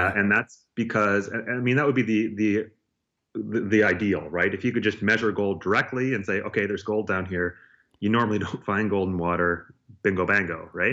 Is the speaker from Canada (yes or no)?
yes; Nova Scotia, Canada; I grew up in Nova Scotia